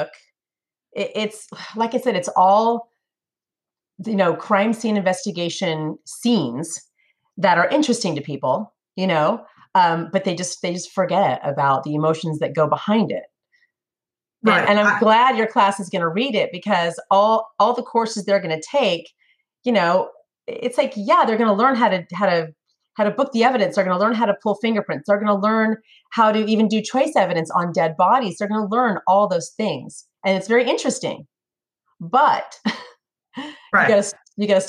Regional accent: Northern California, United States; moved away as an adult; also born or lived in Sacramento; now in Tennessee, United States; I'm from California. I'm from Northern California

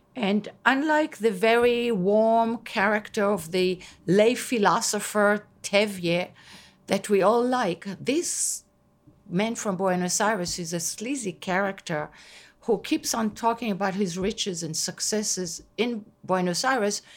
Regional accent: Israel; first language Hebrew; English is a second language; moved away as an adult; now in Long Island, United States; growing up in Israel

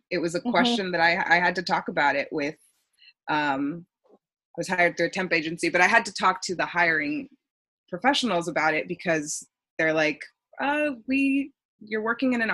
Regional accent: Texas, United States; moved away as an adult; now in Boston, United States; I'm from Texas, and I was in the process of moving across the country

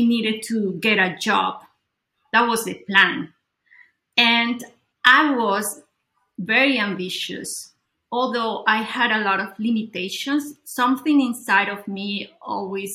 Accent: Colombia; I grew up in Colombia

